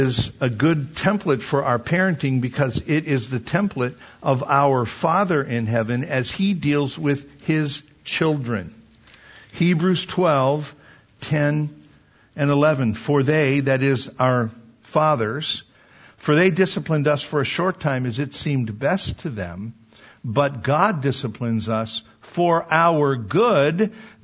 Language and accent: English; Wisconsin, United States; I grew up in Wisconsin